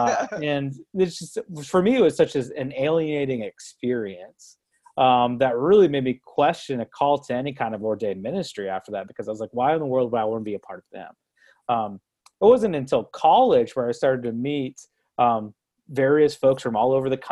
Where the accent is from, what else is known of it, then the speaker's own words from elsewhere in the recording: Brooksville, Florida, United States; moved away as an adult; also born or lived in Owensboro, Kentucky; now in Louisville, United States; I grew up in Brooksville, Florida, an hour north of Tampa